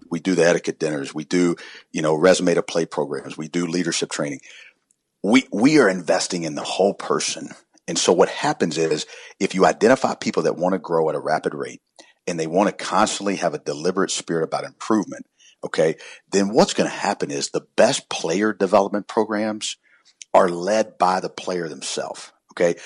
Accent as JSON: {"language": "English", "town": "Columbia", "region": "South Carolina", "country": "United States", "tie": "born or raised there", "said": "I grew up in South Carolina in Columbia"}